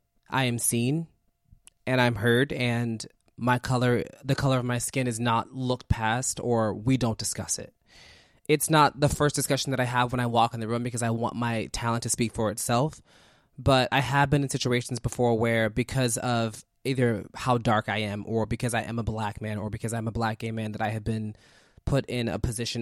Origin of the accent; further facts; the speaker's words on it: Philadelphia, Pennsylvania, United States; I'm from North Philly. I'm from 33rd and Diamond